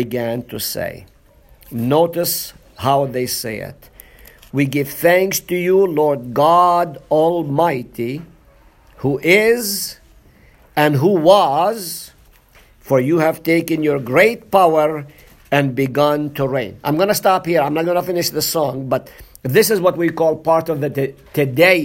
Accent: Nazareth, Northern District, Israel; moved away; I'm from Nazareth

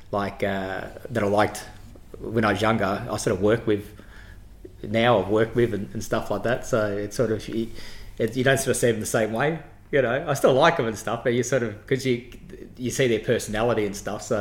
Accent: Footscray, Victoria, Australia; born or raised there

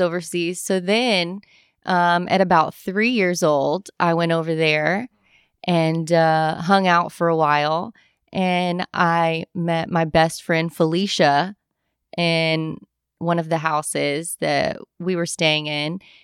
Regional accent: Louisville, Kentucky, United States; I'm born and raised in Louisville

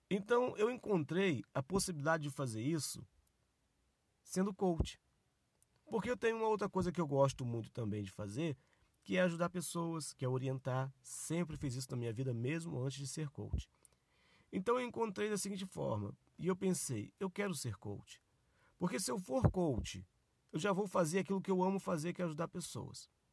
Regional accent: Nova Friburgo, Rio de Janeiro, Brazil; now in São Paulo, Brazil; minha cidade natal, lá em Nova Friburgo, Rio de Janeiro.

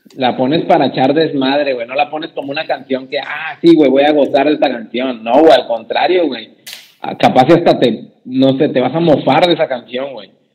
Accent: Mexico; Soy mexicano

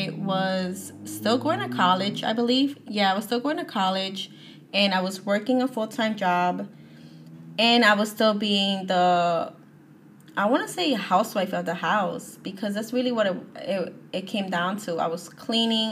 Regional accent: New Jersey, United States; I'm from New Jersey

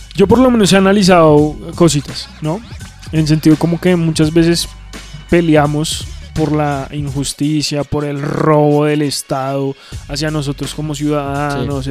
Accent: Colombia; como colombianos y como latinoamericanos

